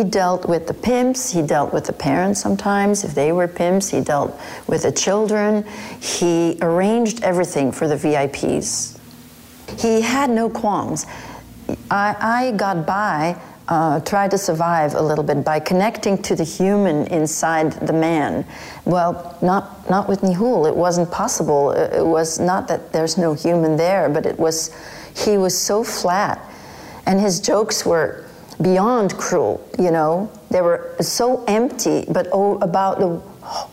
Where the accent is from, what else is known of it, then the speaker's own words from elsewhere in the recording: Flanders, Belgium; moved away as an adult; also born or lived in Brussels, Belgium; now in United States; I was born in Belgium, in Brussels, and my mother was single. And when I was three, she married someone in Flanders